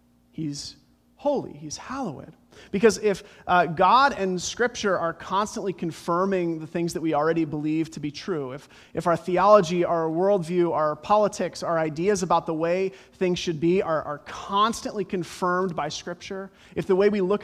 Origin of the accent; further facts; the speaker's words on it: Colorado, United States; Growing up in Colorado, my favorite bumper sticker growing up, it's the Front Range, the Rocky Mountains